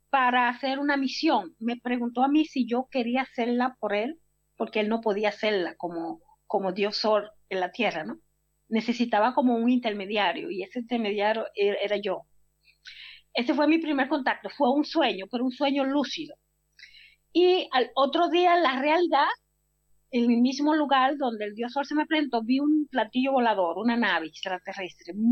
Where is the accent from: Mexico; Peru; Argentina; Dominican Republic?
Dominican Republic; San Juan de la Maguana, San Juan; moved away; Estaba yo en mi provincia natal de San Juan de la Maguana, República Dominicana.